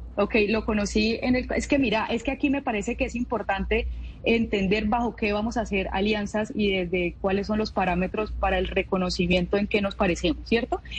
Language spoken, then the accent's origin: Spanish; Cali, Valle del Cauca, Colombia; me siento orgullosa de ser caleñísima